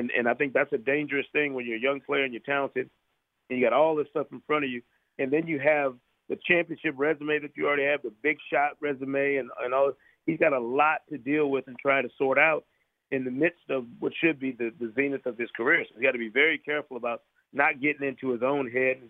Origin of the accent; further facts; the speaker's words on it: Grand Rapids, Michigan, United States; I grew up in Grand Rapids, Michigan